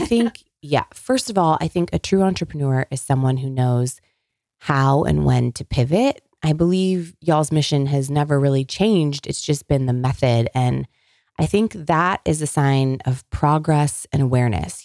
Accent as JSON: {"language": "English", "region": "California", "country": "United States", "tie": "born or raised there", "moved": "yes", "said": "I grew up in California"}